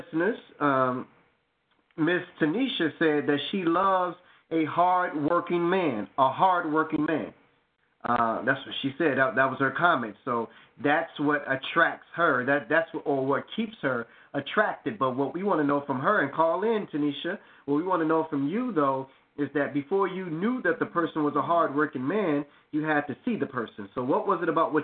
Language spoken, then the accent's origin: English; Chicago, Illinois, United States; I'm so Chicago that I remember Funtown on 95th and Stony Island